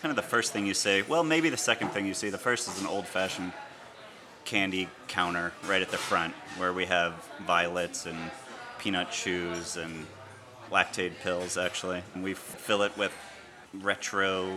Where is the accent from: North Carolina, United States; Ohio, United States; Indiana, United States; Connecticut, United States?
Connecticut, United States; moved away as an adult; now in Cambridge, United States; I grew up in Connecticut, was born and raised there.